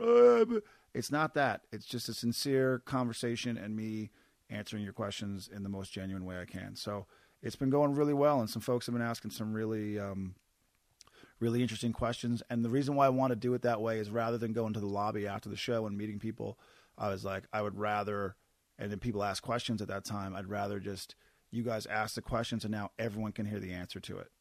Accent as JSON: {"language": "English", "town": "Corner Brook", "region": "Newfoundland and Labrador", "country": "Canada", "tie": "born or raised there", "moved": "as an adult", "said": "my hometown, Corner Brook, is a mill"}